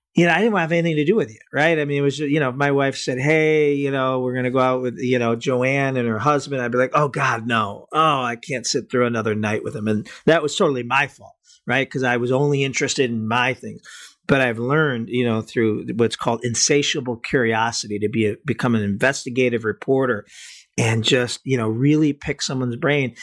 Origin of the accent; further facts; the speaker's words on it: Cleveland, Ohio, United States; I'm from Cleveland